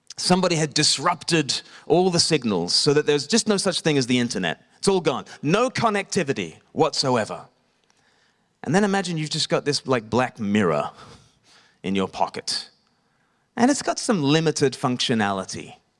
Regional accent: Australia; now in Eastbourne, United Kingdom; I grew up in Australia.

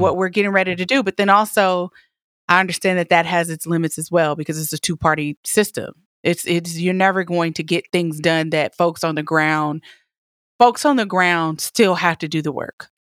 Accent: Atlanta, Georgia, United States; now in Los Angeles, United States; my hometown. Atlanta

